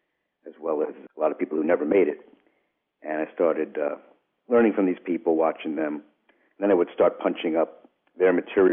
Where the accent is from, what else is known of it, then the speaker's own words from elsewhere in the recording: New York, United States; So maybe it's partly genetic. I'm from New York.